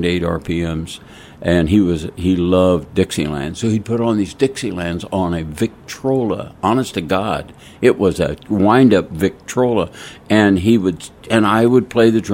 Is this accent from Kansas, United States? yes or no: yes; Kansas, United States; moved away; I'm a Kansas farm boy.